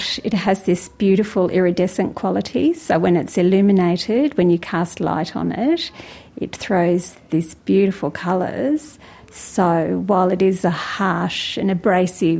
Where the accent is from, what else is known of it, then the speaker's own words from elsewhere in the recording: far northeast coast of Tasmania, Australia; I'm a Trawawoi from the far northeast coast of Lutruwita, Tasmania